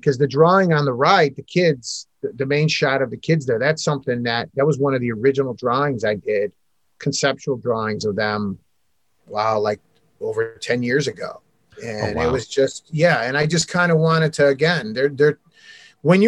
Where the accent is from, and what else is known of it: United States